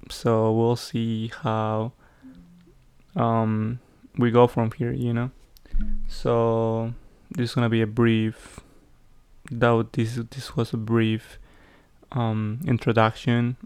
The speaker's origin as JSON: {"language": "English", "country": "Peru", "tie": "born or raised there", "second_language": "English", "moved": "yes", "lives_now": "United States", "said": "growing up in Peru"}